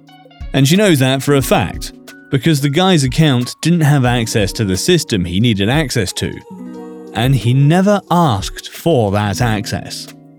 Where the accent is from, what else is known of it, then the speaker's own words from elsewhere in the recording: Ecuador; Back when I was 10 years old, my family decided to take a visit to my hometown of Ecuador.